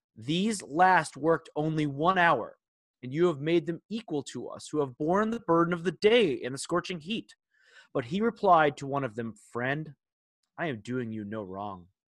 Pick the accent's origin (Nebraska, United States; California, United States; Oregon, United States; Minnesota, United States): Minnesota, United States; we are Vikings fans growing up in Minnesota